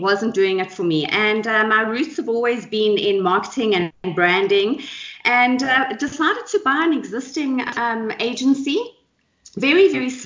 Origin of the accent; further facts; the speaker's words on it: Johannesburg, Gauteng, South Africa; also born or lived in KwaZulu-Natal; I'm born and bred and very proudly South African. Jozi is my hometown, although I was born in KZN